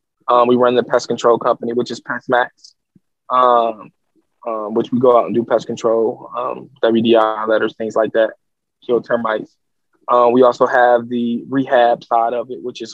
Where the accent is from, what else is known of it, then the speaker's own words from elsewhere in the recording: Detroit, Michigan, United States; I'm from Detroit